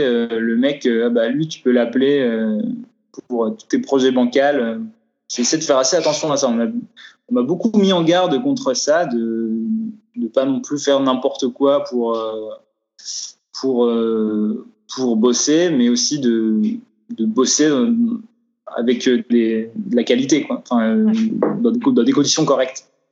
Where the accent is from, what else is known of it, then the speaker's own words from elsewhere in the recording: Vosges, Grand Est, France; now in Strasbourg, France; je viens des Vosges, je viens d'un coin où il n'y a pas d'audiovisuel